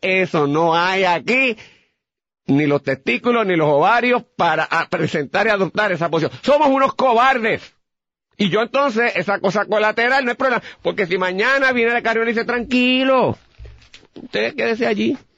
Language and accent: Spanish; Puerto Rico; nosotros como puertorriqueños